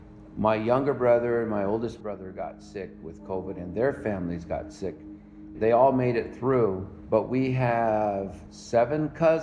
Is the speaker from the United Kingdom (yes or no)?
no; United States; I live in Northwest New Mexico. I am Native American. I'm Navajo. I grew up on the reservation. I was born in 1954.